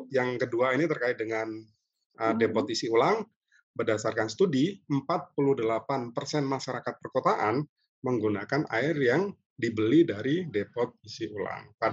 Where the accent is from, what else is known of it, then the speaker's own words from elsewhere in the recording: Bandung, West Java, Indonesia; Saya dari Bandung, Jawa Barat.